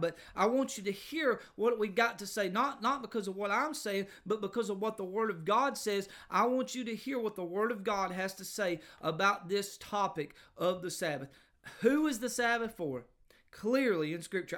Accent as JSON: {"language": "English", "region": "Georgia", "country": "United States", "tie": "born or raised there", "said": "I, I grew up in, uh, Georgia"}